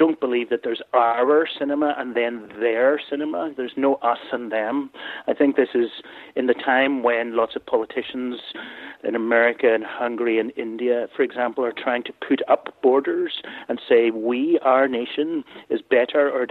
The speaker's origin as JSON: {"language": "English", "town": "Belfast", "region": "Northern Ireland", "country": "United Kingdom", "tie": "born or raised there", "said": "I grew up in Belfast in Ireland, and so I came from a very ordinary working class"}